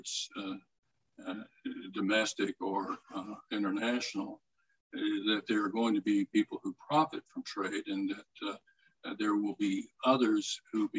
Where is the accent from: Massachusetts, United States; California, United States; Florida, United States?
Florida, United States; my home state of Florida